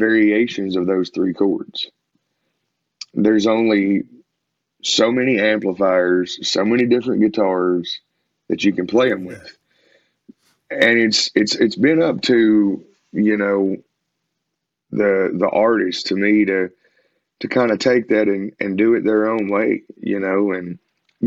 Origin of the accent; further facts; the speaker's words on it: Kentucky, United States; we told him Kentucky